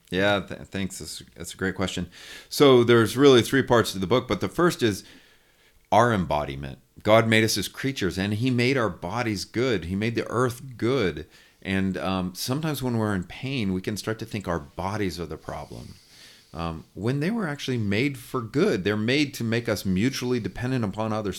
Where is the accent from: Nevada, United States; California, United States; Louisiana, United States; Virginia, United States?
California, United States; moved away as an adult; also born or lived in United Kingdom; now in Lookout Mountain, United States; I'm originally from California. Uh, my wife and I are Californians, but haven't lived there in twenty-five years.